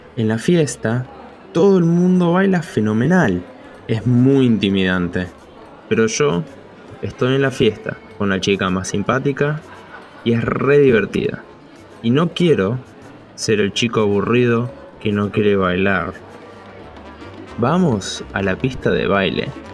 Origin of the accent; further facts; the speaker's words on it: Miami, Florida, United States; now in New York, United States; Soy de Miami. Pero ahora vivo en New York